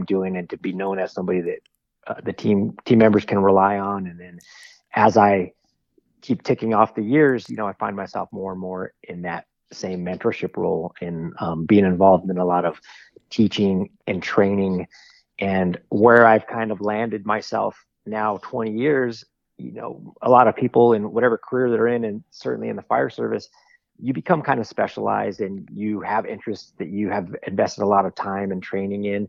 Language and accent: English; Southern California, United States; growing up in Southern California